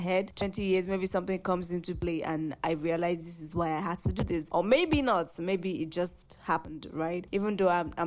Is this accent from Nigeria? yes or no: yes; Nigeria; I'm 23. I'm Nigerian and I am an actor